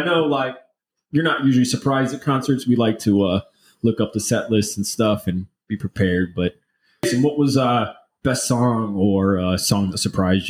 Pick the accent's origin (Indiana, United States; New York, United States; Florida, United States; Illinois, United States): Florida, United States; Central; we're from Central Florida.